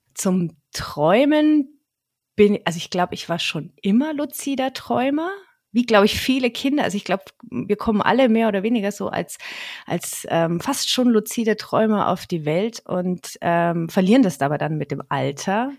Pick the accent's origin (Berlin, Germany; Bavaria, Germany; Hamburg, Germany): Bavaria, Germany; Franconia, Nuremberg area; ich bin eine Fränkin mhm. aus dem ja aus der Nürnberger Gegend